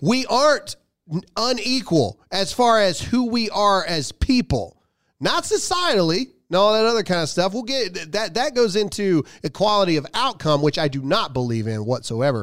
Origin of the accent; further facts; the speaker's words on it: United States; my own country